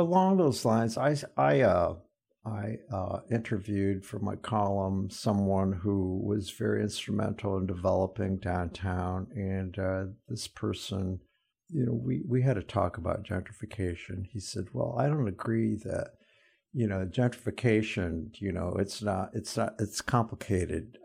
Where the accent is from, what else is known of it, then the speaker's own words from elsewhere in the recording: Fort Wayne, Indiana, United States; my hometown, Fort Wayne